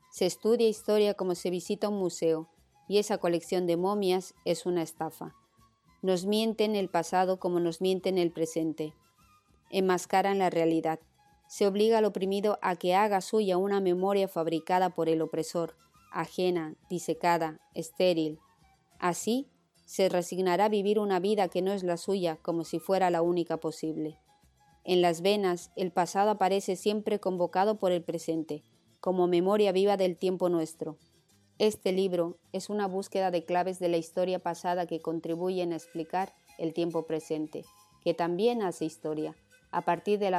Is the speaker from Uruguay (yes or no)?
yes; Uruguay; las venas no puede circular en mi país, Uruguay, ni en Chile, y en la Argentina las autoridades lo denunciaron en la televisión y los diarios